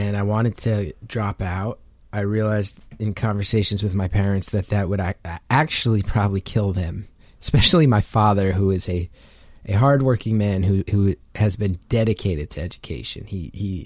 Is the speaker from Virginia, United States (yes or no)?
no; New Jersey, United States; also born or lived in New York City; I'm from North Jersey, have spent a ton of time living in New York City